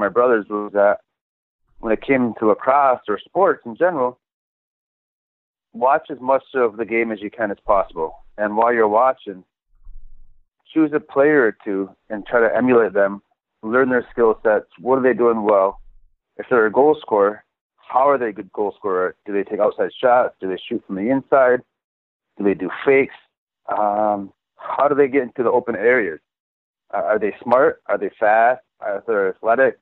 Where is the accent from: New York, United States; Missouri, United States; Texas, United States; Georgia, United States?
New York, United States; Onondaga Nation; I grew up in the Onondaga Nation